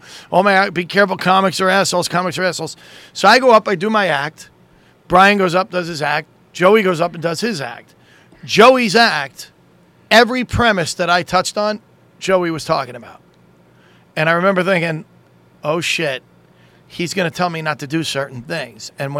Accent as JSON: {"language": "English", "town": "New York City", "region": "New York", "country": "United States", "tie": "born or raised there", "said": "Staten Island, New York, my hometown."}